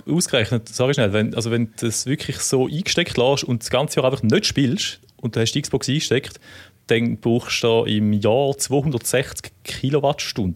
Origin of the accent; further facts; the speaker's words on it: near Müllheim, Thurgau, Switzerland; in Mülheim im Thurgau wohnst, das ist in der Nähe, dort, wo ich aufgewachsen bin